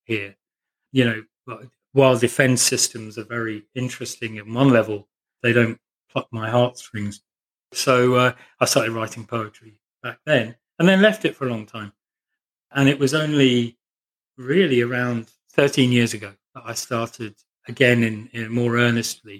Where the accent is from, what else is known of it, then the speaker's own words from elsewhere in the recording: Northamptonshire, East Midlands, United Kingdom; I grew up in Northamptonshire